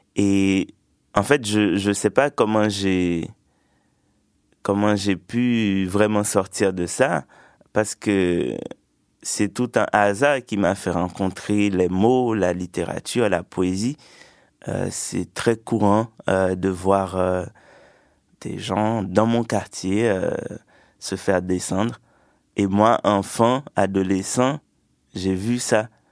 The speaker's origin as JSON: {"language": "French", "region": "Sud-Est", "country": "Haiti", "tie": "born or raised there", "also_born_or_lived": "Port-au-Prince, Haiti", "said": "J'ai grandi en Haïti, dans une petite campagne euh, dans le sud-est du pays."}